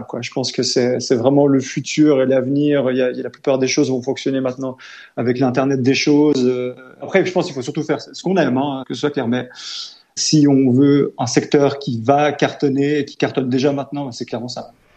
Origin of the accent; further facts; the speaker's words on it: Lausanne, Vaud, Switzerland; né, j'ai grandi à Lausanne